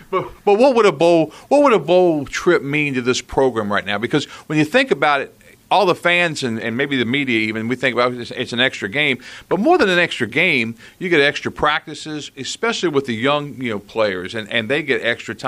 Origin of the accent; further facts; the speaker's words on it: Chesapeake, Virginia, United States; moved away; I was raised in the Tidewater area in Chesapeake